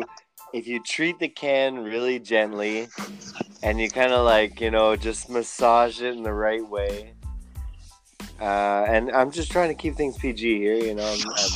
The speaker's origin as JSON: {"language": "English", "region": "England", "country": "United Kingdom", "said": "And I'm an English guy who works in a French building."}